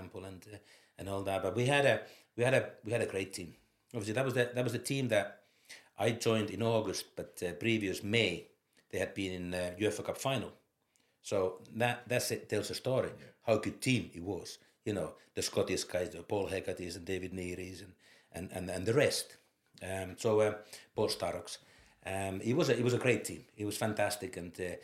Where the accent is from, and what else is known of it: Finland; born or raised there; moved away as an adult; also born or lived in Scotland